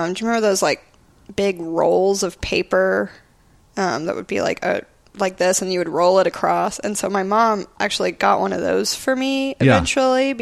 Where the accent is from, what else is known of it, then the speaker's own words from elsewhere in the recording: Dripping Springs, Texas, United States; also born or lived in New York; now in Austin, United States; I grew up in Dripping Springs back when it was the middle of nowhere